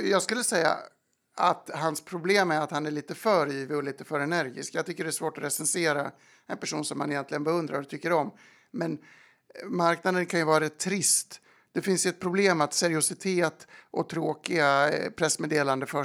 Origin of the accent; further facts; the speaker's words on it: Dalarna County, Sweden; Och bygger upp en otrolig tolerans som man själv saknade, trots att jag är från Dalarna.